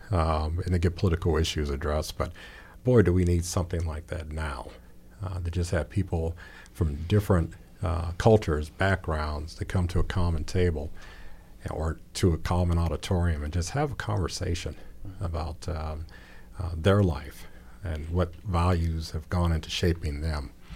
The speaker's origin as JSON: {"language": "English", "town": "Gary", "region": "Indiana", "country": "United States", "tie": "born or raised there", "moved": "yes", "lives_now": "Bloomington, United States", "said": "I grew up in Gary"}